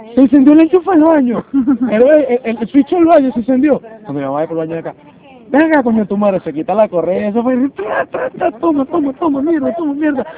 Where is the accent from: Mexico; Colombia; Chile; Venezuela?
Venezuela; also born or lived in Cumaná / Margarita; now in Lima, Peru; como todo venezolano